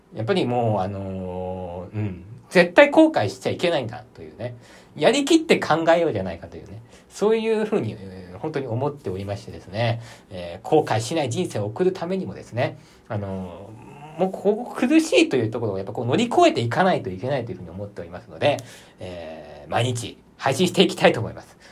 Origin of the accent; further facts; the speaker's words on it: Aichi, Japan; 私、愛知県出身なので